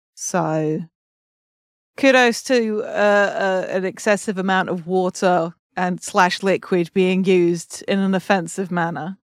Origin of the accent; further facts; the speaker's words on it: England, United Kingdom; as an English person